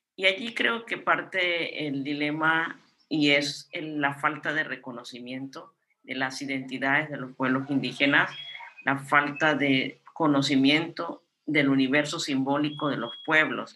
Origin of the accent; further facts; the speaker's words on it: Guna Yala, Panama; soy de la familia Cunadule, un pueblo indígena en Panamá y Colombia, quienes vivimos ancestralmente en estos territorios. Y actualmente soy de la comarca de Cunayala, es una de las islas del Caribe panameño